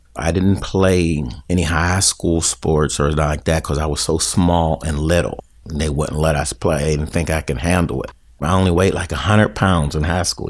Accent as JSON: {"language": "English", "town": "Garfield", "country": "United States", "tie": "born or raised there", "said": "We grew up in Garfield, and Garfield was a close-knit community."}